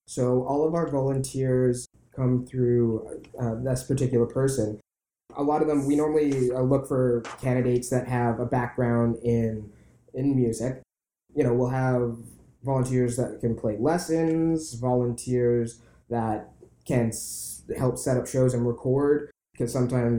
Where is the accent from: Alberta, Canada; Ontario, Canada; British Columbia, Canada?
British Columbia, Canada; Vancouver; I was born and raised in Vancouver and left for 5 years. Then I came back